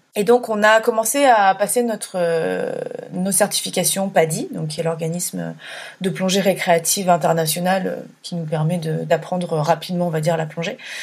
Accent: Burgundy, Bourgogne-Franche-Comté, France; moved away as an adult; also born or lived in Paris region; je suis née en région parisienne, j'ai grandi euh, à la campagne en Bourgogne et je suis revenue à Paris quand j'avais à peu près 18 ans

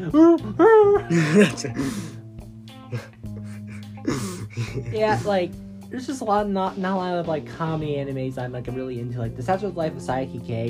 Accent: United States; I'm an American

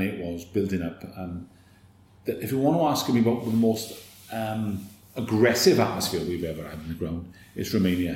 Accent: Merthyr Tydfil, Wales, United Kingdom; I was from Merthyr

